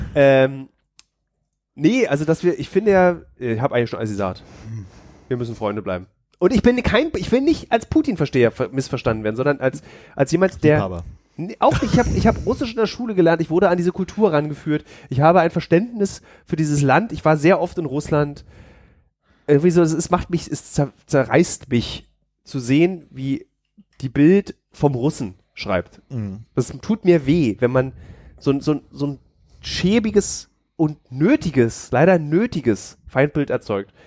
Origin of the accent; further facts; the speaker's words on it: Berlin, Germany; bin aber gebürtiger Berliner